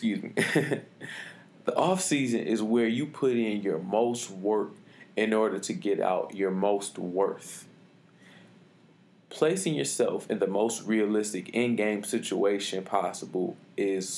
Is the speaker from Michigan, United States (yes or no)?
yes; Detroit, Michigan, United States; I'm from Detroit, Michigan, graduate of Renaissance High School